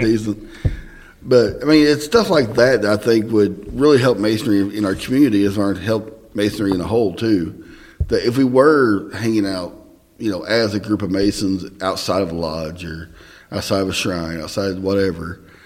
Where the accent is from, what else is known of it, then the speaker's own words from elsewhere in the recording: Southern Indiana, United States; Southern Indiana